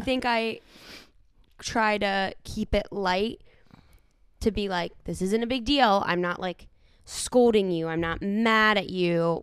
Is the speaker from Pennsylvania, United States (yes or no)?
yes; Pittsburgh, Pennsylvania, United States; now in Los Angeles, United States; I grew up in Pittsburgh.